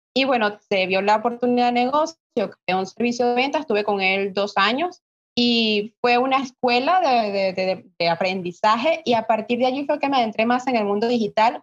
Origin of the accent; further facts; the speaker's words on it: Venezuela; soy de Venezuela